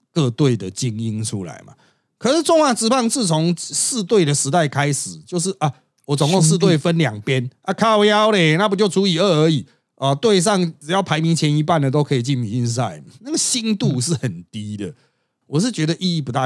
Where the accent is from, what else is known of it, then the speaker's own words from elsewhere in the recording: Taiwan; 我们台湾人